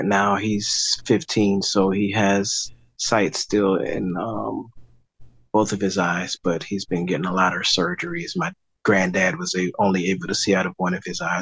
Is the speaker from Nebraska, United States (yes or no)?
no; Miami, Florida, United States; now in Fort Lauderdale, United States; I am from Miami, Florida. I was born there, lived there until I was about 28.